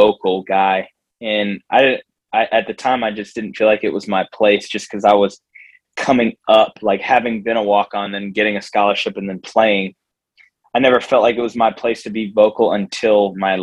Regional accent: Jacksonville, Florida, United States; I grew up in Jacksonville

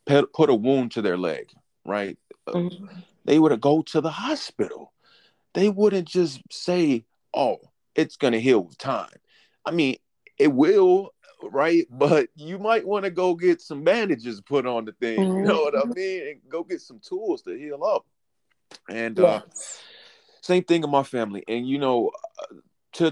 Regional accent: Chicago, Illinois, United States; I'm from Chicago.

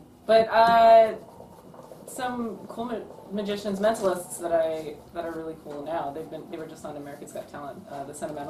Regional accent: Canada; I'm from Canada

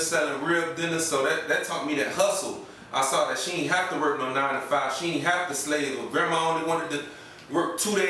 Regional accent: Hollywood, Florida, United States; I'm here from Hollywood, Florida, from Carver Ranches.

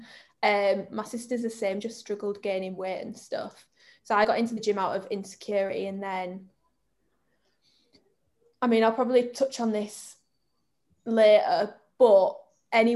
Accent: Bradford, Yorkshire and the Humber, United Kingdom; I'm from Bradford.

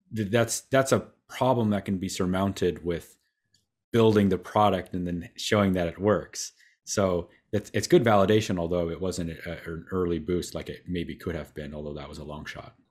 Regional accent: Waterville, Ohio, United States; I'm from, uh, Northwest Ohio

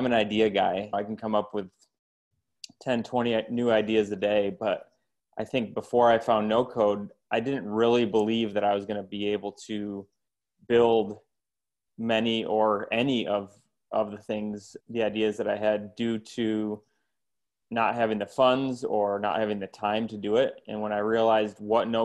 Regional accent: Grand Rapids, Michigan, United States; I'm from Grand Rapids, Michigan

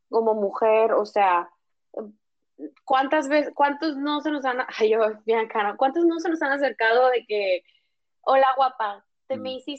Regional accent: northern Mexico, Mexico; Y por ejemplo, yo que soy norteña, la neta, yo, yo llegaba con mucha gente y yo de que ah, abrazo, abrazo, hecho y apapacho, ¿no?

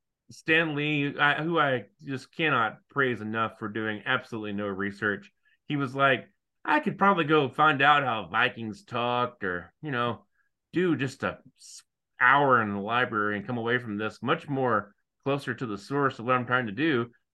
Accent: Australia; We're all from Australia.

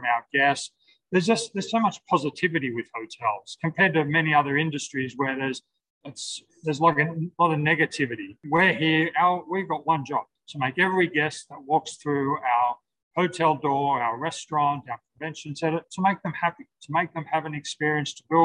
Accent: Sydney, New South Wales, Australia; I'm from Sydney.

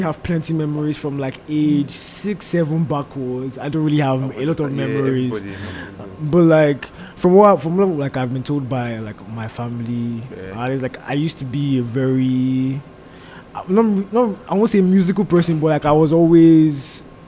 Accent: Warri, Delta, Nigeria; also born or lived in Enugu; now in Canada; I was born in Warri

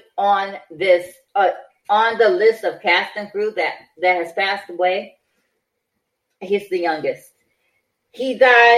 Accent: Detroit, Michigan, United States; my hometown of Detroit, Michigan

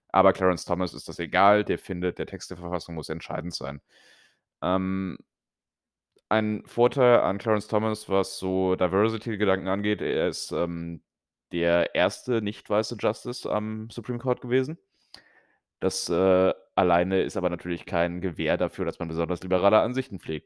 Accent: Germany; moved away; als Deutscher

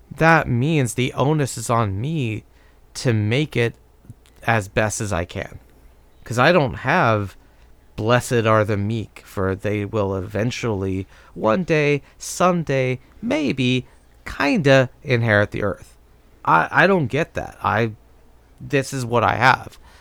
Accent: United States; growing up in America

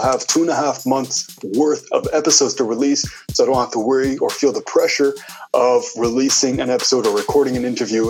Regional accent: Ottawa, Ontario, Canada; I'm from Ottawa, Ontario, Canada

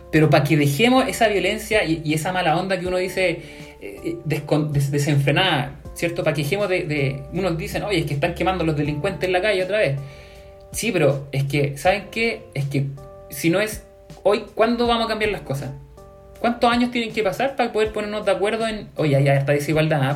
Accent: Chile

